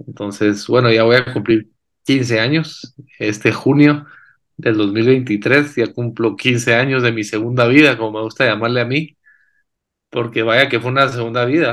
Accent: Guatemala; guatemalteco. Nací y crecí aquí en Guate.

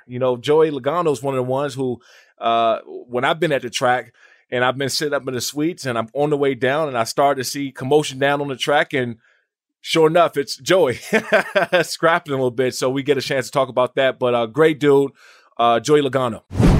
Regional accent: Maryland, United States; also born or lived in Washington, D.C.; And, you know, I grew up in Maryland, Washington, D.C. area.

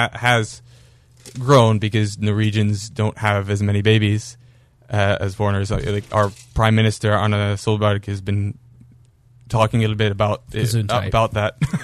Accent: Martha's Vineyard, Massachusetts, United States; moved away; also born or lived in Norway; I grew up on Martha's Vineyard

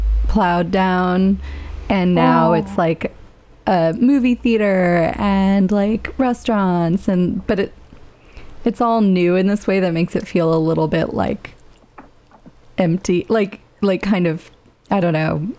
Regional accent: Petaluma, California, United States; moved away; my hometown, to Petaluma

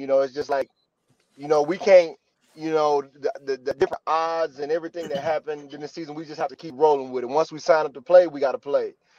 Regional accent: Mississippi, United States; I'm from Mississippi.

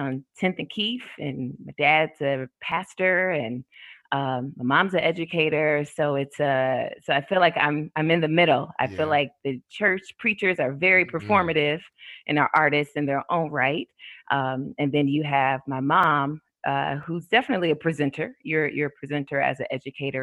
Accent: Milwaukee, Wisconsin, United States; I was born and raised in Milwaukee

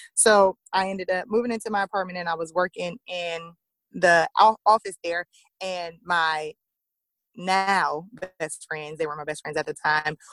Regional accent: Lake Charles, Louisiana, United States; also born or lived in Illinois; a church here in Lake Charles, my hometown

